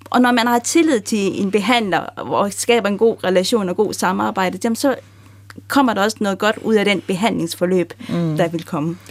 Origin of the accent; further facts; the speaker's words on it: Denmark; jeg er opvokset i Danmark